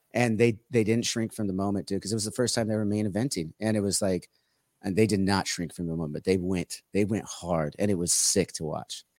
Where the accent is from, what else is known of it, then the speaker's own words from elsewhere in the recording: Orange County, California, United States; I'm from Orange County